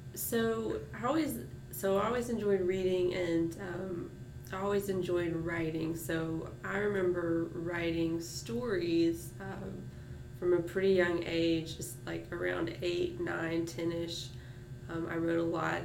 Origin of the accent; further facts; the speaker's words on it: Martinez, Georgia, United States; also born or lived in Augusta, Georgia; I was born in Augusta at University Hospital and uh, grew up in Martinez outside of Augusta